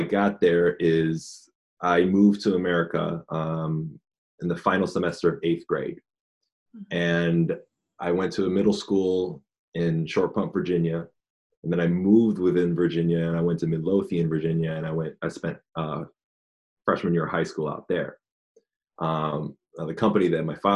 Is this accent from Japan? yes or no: yes; Japan; now in United States; I was born and raised in Japan. My father is American and my mother is Japanese.